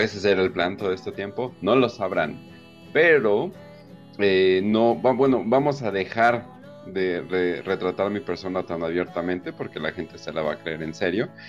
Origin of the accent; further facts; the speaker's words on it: Mexico; como mexicano